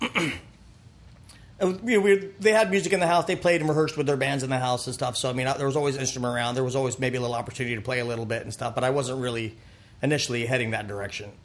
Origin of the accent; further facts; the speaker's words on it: Pompano Beach, Florida, United States; also born or lived in Fort Lauderdale, Florida / Ocala, Florida; I grew up in Pompano Beach, Fort Lauderdale area, adjacent Deerfield Beach, mm-hmm. and uh, yeah, South Florida